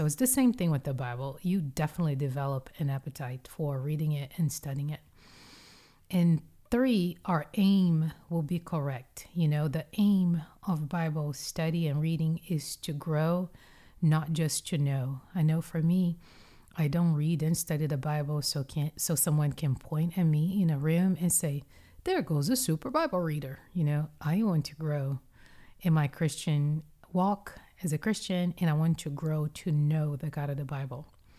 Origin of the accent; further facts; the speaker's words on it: Brazil; now in United States; When I grew up in Brazil, I grew up eating French bread for breakfast. And when I came to the States and I had some health issues with high blood pressure